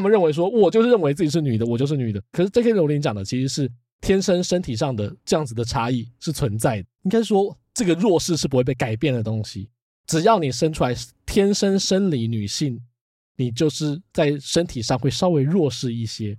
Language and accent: Chinese; Taiwan; 至少在我小时候，那时候可能还是会有人觉得说，“啊，不要讲台语，讲国语。